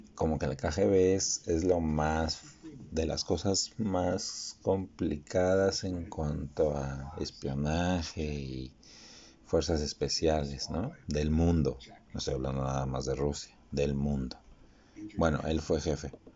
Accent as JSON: {"language": "Spanish", "country": "Mexico", "said": "nosotros mexicanos"}